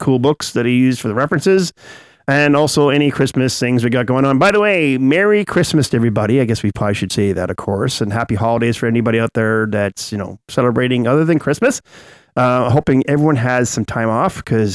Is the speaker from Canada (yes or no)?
yes; Canada; we're Canadian